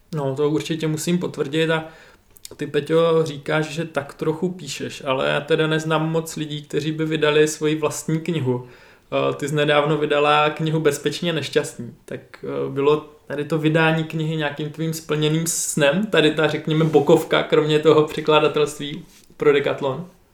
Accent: Zlín, Zlín Region, Czechia; já jako Zlíňák

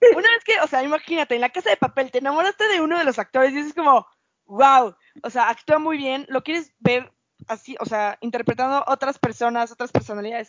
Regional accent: Mexico

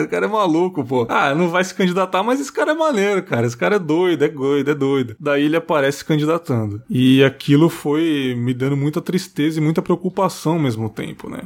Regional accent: São Paulo, Brazil; moved away as an adult; also born or lived in Marataízes; now in Cachoeiro de Itapemirim, Brazil; Eu sou da zona leste de São Paulo, ali São Miguel Paulista, né, cara? Morei até os 18 anos ali

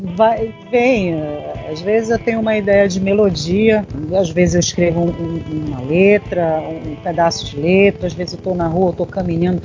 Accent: Belém, Pará, Brazil; moved away as an adult; also born or lived in São Paulo; eu saí de Belém, circulei pelo Brasil, morei fora, morei em São Paulo durante muitos anos

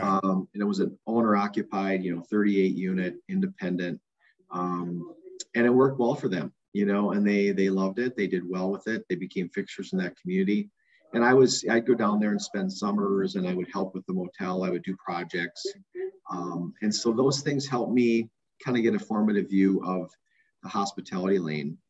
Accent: Minneapolis, Minnesota, United States; I grew up in South Minneapolis.

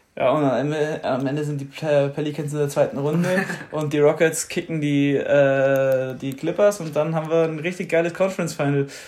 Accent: Germany; als Deutscher

